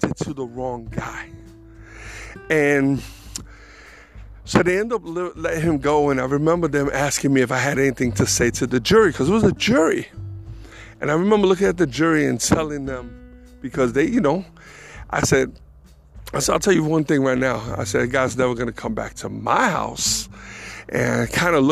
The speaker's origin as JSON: {"language": "English", "town": "New York City", "region": "New York", "country": "United States", "tie": "born or raised there", "moved": "as an adult", "lives_now": "North Carolina, United States", "said": "I was born and raised in the Bronx, so was Angel, but it was time to go"}